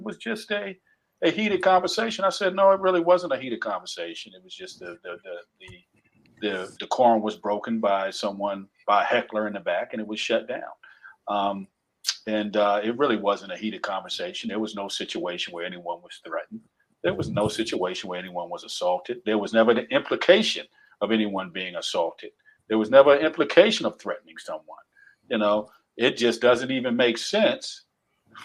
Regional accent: the South, United States; accent: Southernisms; I'm from the South again. I use the word fitting sometimes. My Southernisms come out.

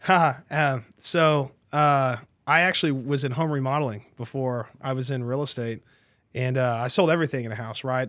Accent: Tarrant County, Texas, United States; I was born and raised in Tarrant County, so it's kinda my stomping ground.

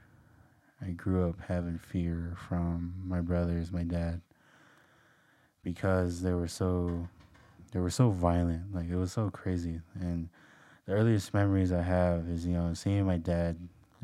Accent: Lapwai, Idaho, United States; I am from Lapway, Idaho. My tribe is Nez Perce. And so I grew up in a very

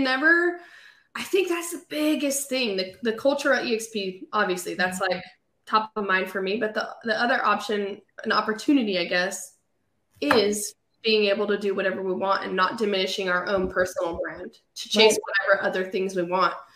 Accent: California, United States; moved away as an adult; now in Raleigh, United States; I sold real estate in um, California. That's where I was born and raised

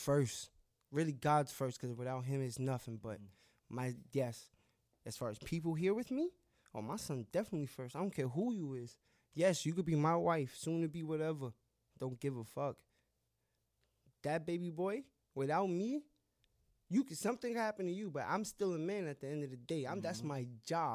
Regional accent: New York, United States; I'm from New York.

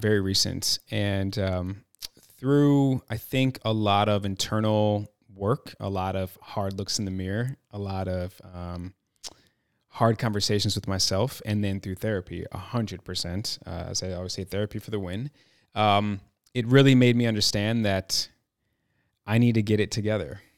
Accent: Chicago, Illinois, United States; moved away as an adult; now in Los Angeles, United States; I'm from Chicago, born and raised, proud Chicagoan

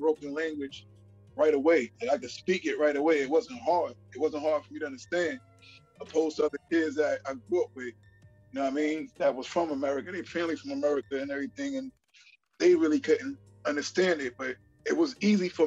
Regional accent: New York City, New York, United States; also born or lived in Barbados; growing up in Brooklyn and Flatbush

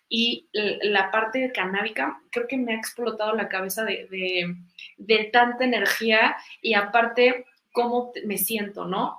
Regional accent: Mexico; todas estas raíces que, nos eh, caracterizan como mexicanos

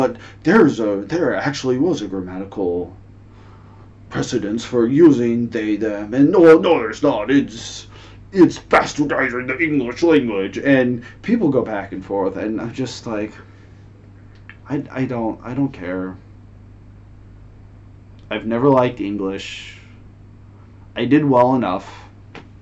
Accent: Northern California, United States; moved away as an adult; now in Shenzhen, China; I'm American. I'm from America. I was born in Northern California.

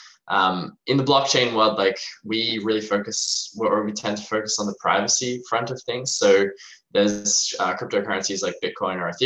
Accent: Australia; I'm from Australia, as you can maybe hear in my accent.

